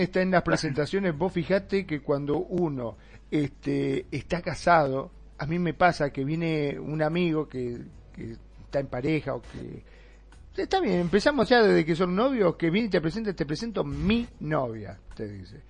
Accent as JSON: {"language": "Spanish", "country": "Argentina", "said": "aquí en, Argentina, en mi país"}